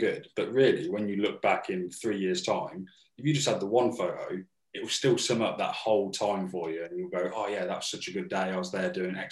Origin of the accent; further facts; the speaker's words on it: Northampton, East Midlands, United Kingdom; we're from Northampton.